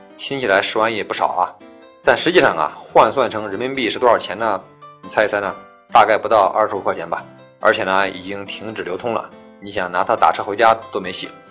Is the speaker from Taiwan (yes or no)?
no; China; 以我们中国人的惯用思维来衡量一件事儿